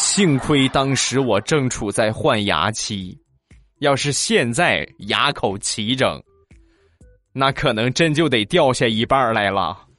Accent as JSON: {"language": "Chinese", "country": "China", "said": "因为我们中国人的家庭普遍都是喜欢去去比较啊"}